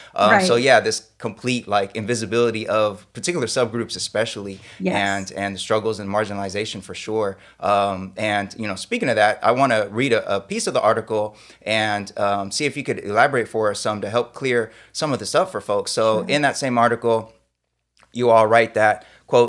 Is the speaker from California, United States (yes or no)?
yes; Sacramento, California, United States; I grew up in South Sacramento, and my neighborhood was really diverse in the sense of we had Black, Brown, we had a lot of Asian American folks